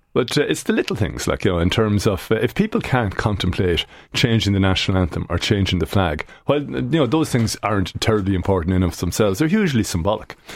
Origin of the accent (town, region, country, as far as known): Ireland